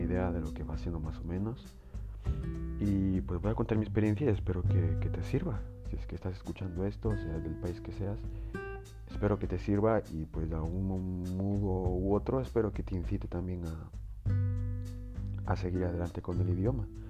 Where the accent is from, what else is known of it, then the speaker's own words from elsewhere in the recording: Spain; mi país España